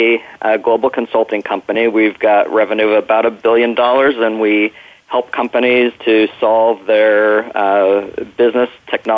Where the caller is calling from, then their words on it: Los Angeles, California, United States; I'm calling in from Los Angeles today.